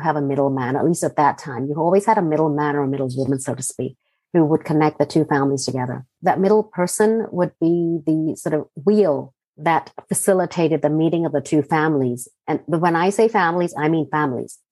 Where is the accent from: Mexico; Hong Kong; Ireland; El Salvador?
Hong Kong; also born or lived in Jaipur, India / Singapore; now in United States; I grew up in Hong Kong